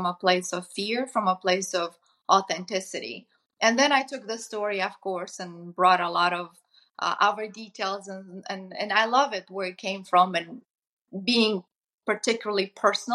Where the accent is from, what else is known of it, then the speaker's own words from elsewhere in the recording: Moldova; moved away; I come from Eastern Europe, from Moldova